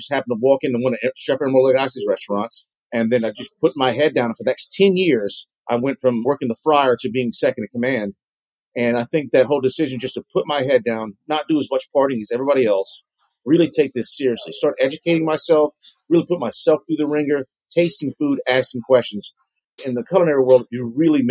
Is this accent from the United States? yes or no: yes; Lafayette, Louisiana, United States; moved away as an adult; now in New Orleans, United States; I'm from the Lafayette area.